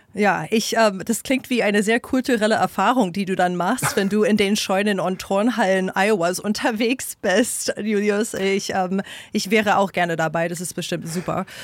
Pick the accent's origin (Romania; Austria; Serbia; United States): United States; New York; moved away as an adult; also born or lived in Washington, D.C.; now in Berlin, Germany; Ich bin gebürtige Amerikanerin aus dem Bundesstaat New York